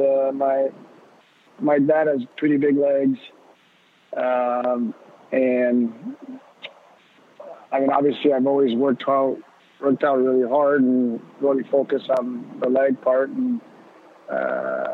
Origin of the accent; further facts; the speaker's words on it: Laval, Quebec, Canada; growing up, I grew up in Laval